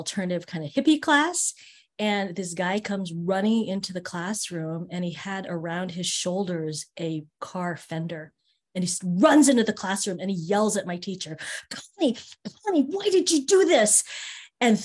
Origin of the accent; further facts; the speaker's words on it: Marin, Northern California, United States; also born or lived in Berkeley; I grew up in a really white area in Northern California called Marin